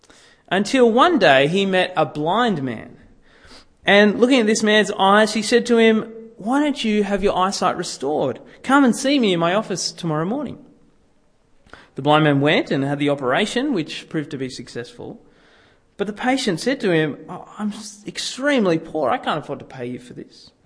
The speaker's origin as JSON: {"language": "English", "town": "Sydney", "region": "New South Wales", "country": "Australia", "tie": "born or raised there", "said": "growing up in Sydney"}